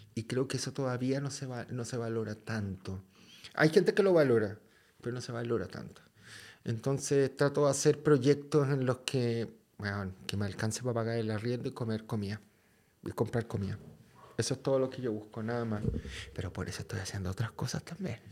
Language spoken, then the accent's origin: Spanish; Chile; moved away; soy de Chile